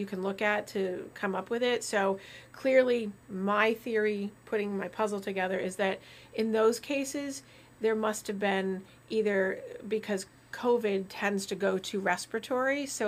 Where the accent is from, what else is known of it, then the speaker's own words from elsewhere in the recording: Vermont, United States; Growing up in Vermont, I can detect like snow in the air